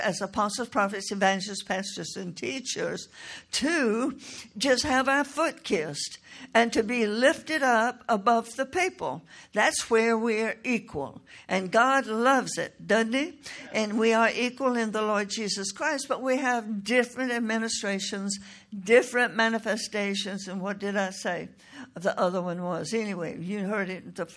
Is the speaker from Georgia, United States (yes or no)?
yes; Toccoa, Georgia, United States; a church in Tocoa, Georgia, my hometown